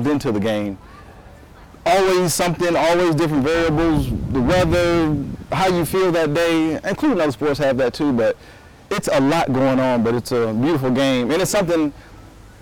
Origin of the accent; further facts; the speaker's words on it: San Antonio, Texas, United States; now in Atlanta, United States; I'm from San Antonio, Texas, but living in Atlanta